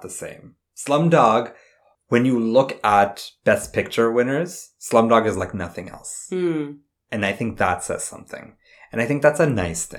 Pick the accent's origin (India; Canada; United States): India; I'm Indian